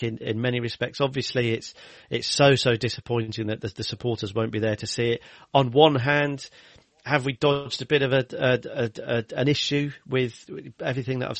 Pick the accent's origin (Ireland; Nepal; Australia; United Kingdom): United Kingdom; Kenilworth, West Midlands; also born or lived in Leamington Spa; I was born in Leamington Spa. I lived in Kenilworth for my formative years